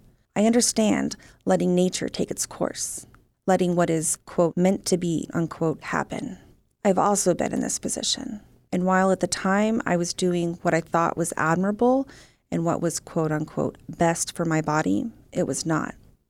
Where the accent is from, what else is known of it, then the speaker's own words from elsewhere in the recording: Texas, United States; now in Oklahoma, United States; I was born and raised in Texas, and as of 2012, I live in Oklahoma.